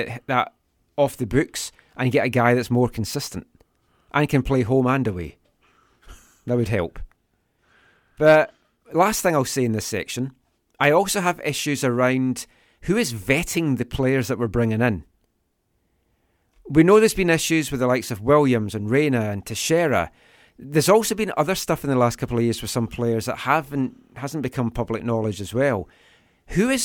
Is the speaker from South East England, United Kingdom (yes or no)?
no; Glenrothes, Scotland, United Kingdom; now in Vancouver, Canada; a band from my hometown, Glenrothes and Fife